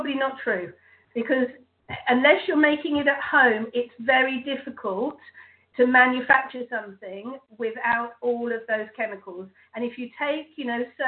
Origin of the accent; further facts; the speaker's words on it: England, United Kingdom; being English